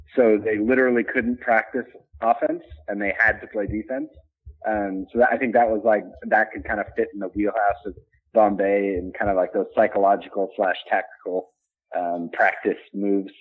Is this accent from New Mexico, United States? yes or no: yes; near Deming, New Mexico, United States; near my hometown. There's a world famous duck race.